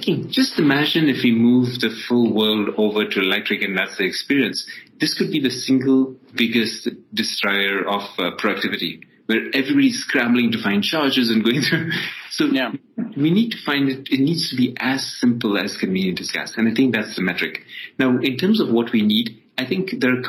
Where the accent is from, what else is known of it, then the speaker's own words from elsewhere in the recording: Ethiopia; also born or lived in Dubai, United Arab Emirates; now in United States; I was born in Ethiopia and then actually finished my high school in Dubai and then came over to the US to study.